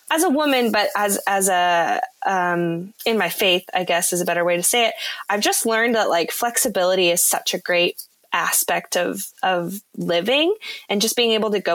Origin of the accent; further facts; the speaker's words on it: California, United States; moved away as an adult; also born or lived in Nashville, Tennessee; I'm from California originally